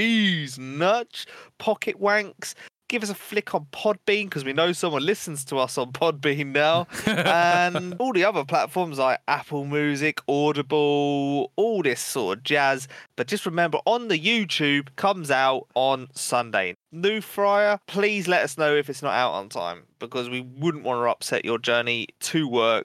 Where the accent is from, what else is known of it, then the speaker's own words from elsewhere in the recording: United Kingdom; I'm British